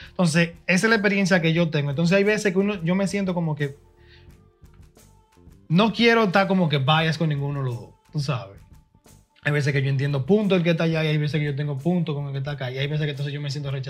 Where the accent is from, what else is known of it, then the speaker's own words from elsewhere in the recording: Dominican Republic; now in United States; la experiencia mía, mía como dominicano nacido allá y, terminado de, ser criado aquí.